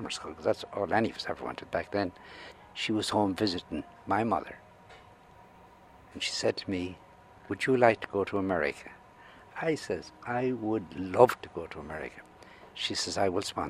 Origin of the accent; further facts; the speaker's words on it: Tubbercurry, Connacht, Ireland; now in New York City, United States; I was born in Carntubber, Tubbercurry, County Sligo